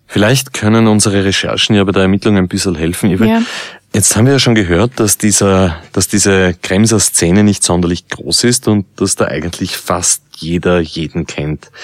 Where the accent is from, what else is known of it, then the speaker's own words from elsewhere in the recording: Vienna, Austria; als Wiener